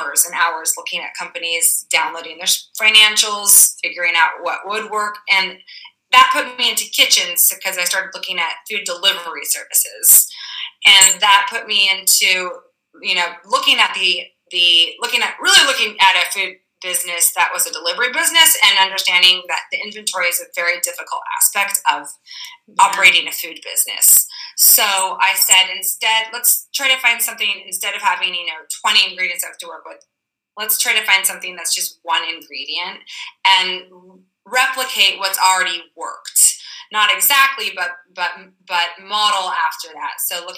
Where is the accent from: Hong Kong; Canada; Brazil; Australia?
Brazil; moved away; also born or lived in California; I was born in Brazil